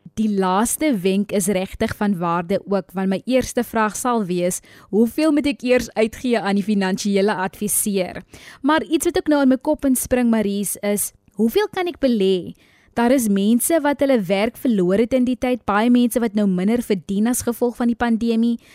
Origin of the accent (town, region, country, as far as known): South Africa